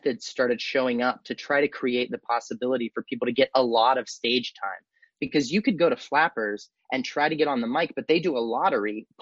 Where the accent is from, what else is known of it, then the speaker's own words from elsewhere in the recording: Austin, Texas, United States; also born or lived in Los Angeles; I'm from Austin originally. I grew up here. You know, I moved here when I was like six or seven, and I lived here all the way till I left for college.